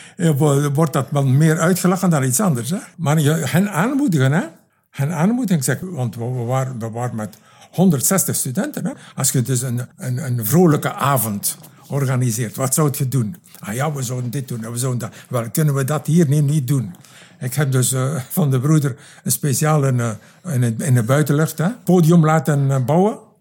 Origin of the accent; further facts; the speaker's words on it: Knokke, Flanders, Belgium; moved away as an adult; also born or lived in Roeselare / Congo; Ik ben opkomstig van Knokken